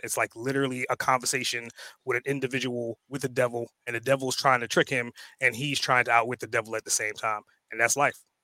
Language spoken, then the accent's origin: English; New York, United States; also born or lived in Trinidad and Tobago; now in Atlanta, United States; I was born in, in Trinidad and Tobago. I grew up in New York, way of Atlanta right now